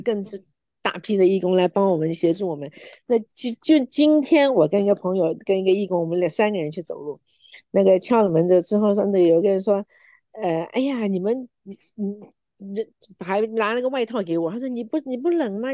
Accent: Yonghe, New Taipei, Taiwan; moved away as an adult; now in United States; 我是生长在台湾，我在永和长大的

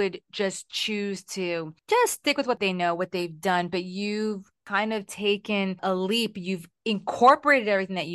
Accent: Humacao, Puerto Rico; I grew up in Puerto Rico. I grew up in Humacao.

